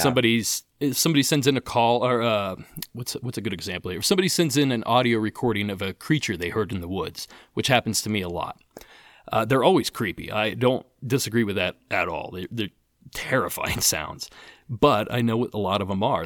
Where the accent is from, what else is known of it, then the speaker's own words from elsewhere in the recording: Appalachia, United States; I grew up in Appalachia